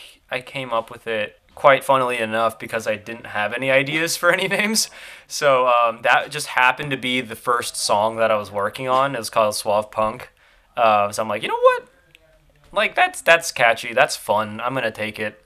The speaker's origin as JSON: {"language": "English", "region": "Florida", "country": "United States", "tie": "born or raised there", "accent": "Southern twang", "said": "growing up in Florida, which is like one of the best places you could go and fish"}